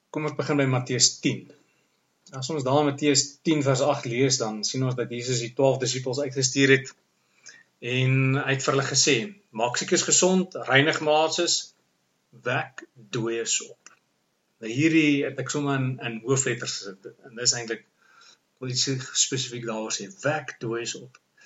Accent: South Africa; Ons is mos Suid-Afrikaners

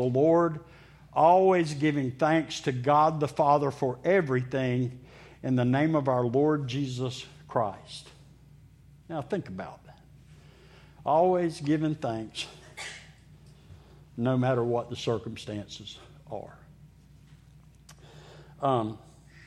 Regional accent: Meridian, Mississippi, United States; I grew up in Mississippi, in Meridian, Mississippi

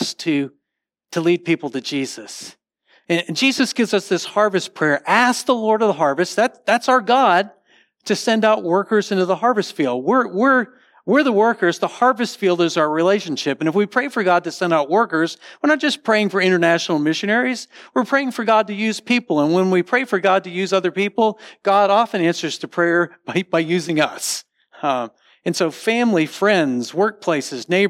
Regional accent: Connecticut, United States; now in Texas, United States; I grew up in Connecticut, and we had dominoes up there

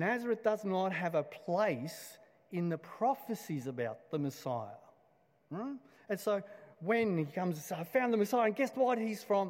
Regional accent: Blacktown, New South Wales, Australia; I grew up in Blacktown, and just west of Blacktown is another suburb called Doonside

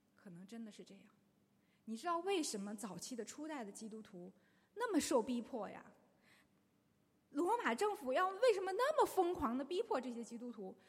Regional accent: China; 我们中国人几千年来都说自己是孔孟之道

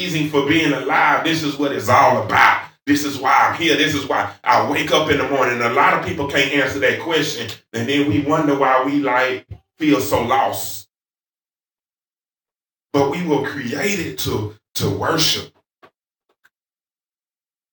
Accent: the South, United States; accent: southern; my southern accent

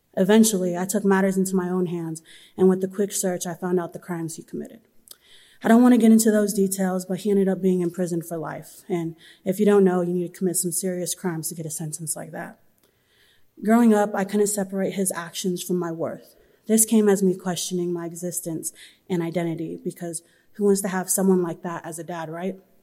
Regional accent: Southern California, United States; I'm from Southern California.

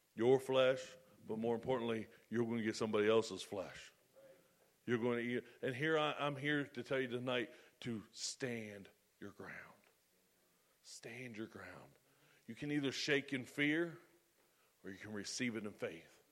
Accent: United States; I'm an American

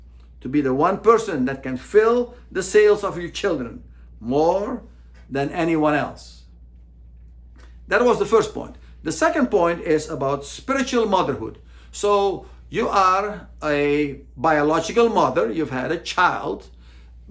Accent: United States; As American Christians

